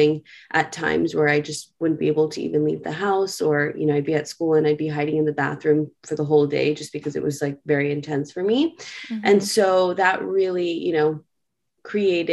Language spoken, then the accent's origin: English; New York City, New York, United States; I am a born and raised New Yorker. I grew up in New York City